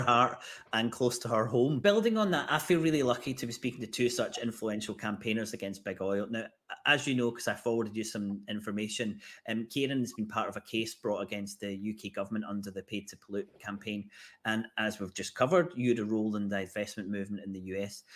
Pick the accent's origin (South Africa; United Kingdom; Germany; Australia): United Kingdom; Glasgow, Scotland; my hometown of Glasgow.